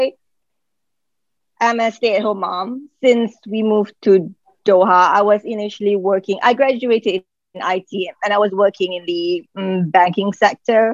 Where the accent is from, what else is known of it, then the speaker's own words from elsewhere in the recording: Malaysia; moved away as an adult; now in Qatar; I'm from Malaysia. I've been here since 2007.